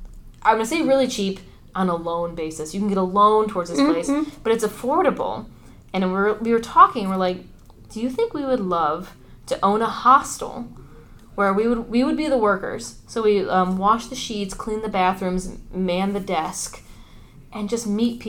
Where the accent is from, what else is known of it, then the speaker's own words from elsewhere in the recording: United States; as an American